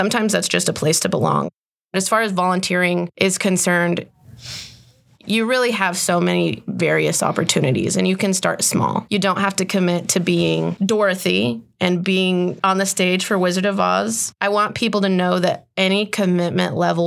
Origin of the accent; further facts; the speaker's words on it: Midland, Texas, United States; I grew up in Midland, and I grew up going and seeing shows